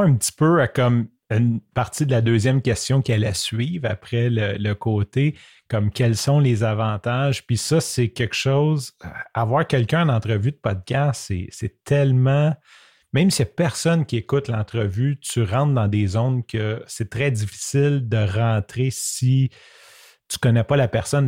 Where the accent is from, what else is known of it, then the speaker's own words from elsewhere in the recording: Quebec, Canada; accent: québécois; mon accent québécois